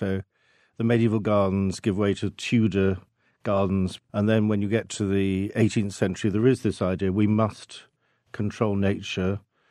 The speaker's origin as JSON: {"language": "English", "region": "South West England", "country": "United Kingdom", "said": "Yeah, I come from Cornwall, and which is a milder place than most of the rest of the country. So there are some fantastic gardens down there."}